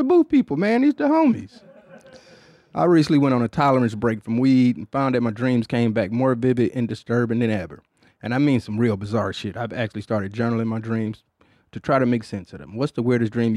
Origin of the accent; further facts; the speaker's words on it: Midwest, United States; in the Midwest in general, we always was like really matchy-matchy